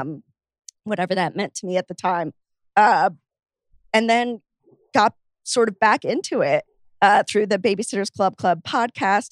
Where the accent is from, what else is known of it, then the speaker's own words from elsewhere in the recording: Miami, Florida, United States; where I grew up in Miami